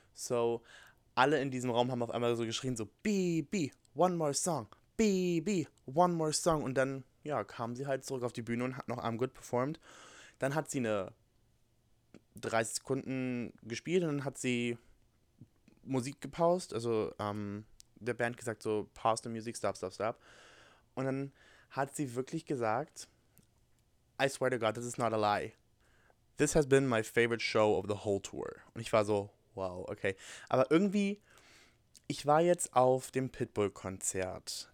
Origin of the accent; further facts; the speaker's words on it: Germany; moved away as an adult; now in Alabama, United States; ich komme aus Deutschland und bin jetzt hier für ein Au-pair-Jahr